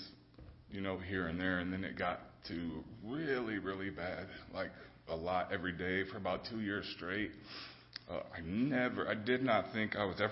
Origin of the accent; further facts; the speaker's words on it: Fort Wayne, Indiana, United States; I grew up here in Fort Wayne